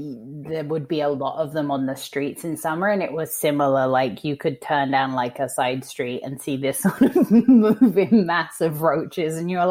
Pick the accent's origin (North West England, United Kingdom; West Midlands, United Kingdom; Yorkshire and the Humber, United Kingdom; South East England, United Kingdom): South East England, United Kingdom; So I'm from just outside of London. My parents are from London. As a child, I grew up in just outside of London in a county called Surrey and had a very neutral accent.